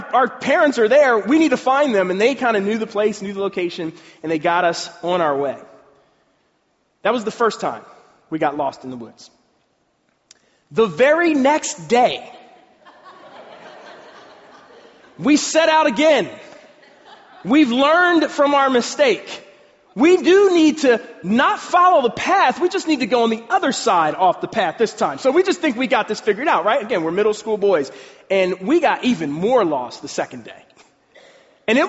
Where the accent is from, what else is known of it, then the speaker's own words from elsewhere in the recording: Pennsylvania, United States; I'm from Pennsylvania